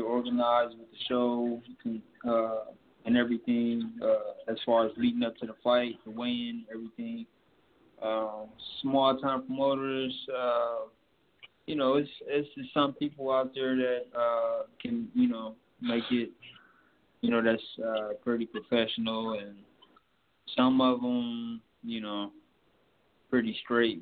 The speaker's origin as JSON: {"language": "English", "town": "Milwaukee", "region": "Wisconsin", "country": "United States", "also_born_or_lived": "Las Vegas", "said": "I'm from Milwaukee, Wisconsin"}